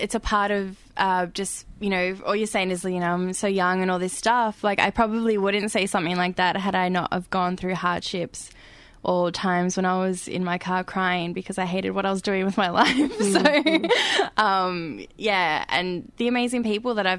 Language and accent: English; Australia; I was born in Australia. I'm very, like, aware of my privilege of being born in this country.